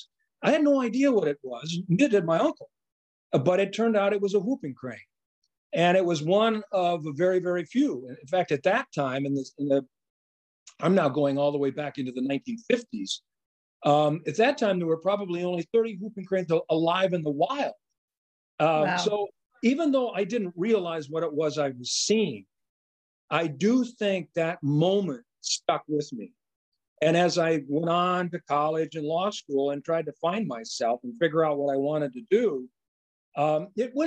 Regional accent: Nebraska, United States; I grew up in Nebraska in the Great Plains.

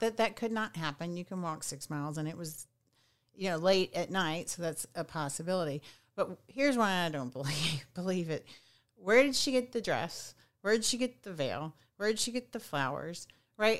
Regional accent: Southwest Arkansas, United States; where I grew up in Southwest Arkansas

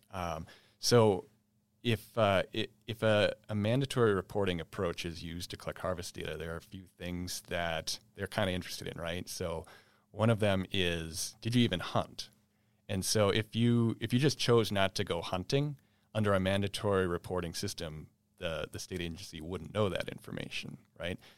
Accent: East Grand Forks, Minnesota, United States; also born or lived in Round Lake, west central Minnesota; I grew up in East Grand Fork

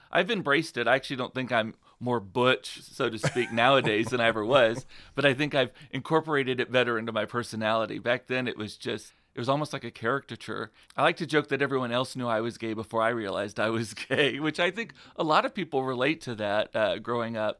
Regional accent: Donna, Texas, United States; where I am from, again, is a small town called Donna, Texas, which is outside of McAllen, Texas

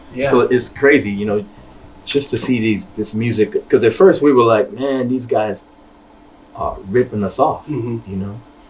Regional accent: New York City, New York, United States; You know, I'm from Queens.

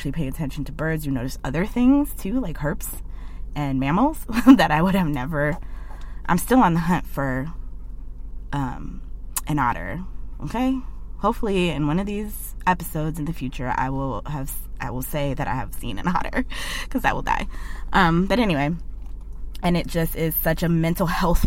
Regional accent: Cleveland, Ohio, United States; moved away as an adult; now in Portland, United States; I'm originally from Cleveland, Ohio

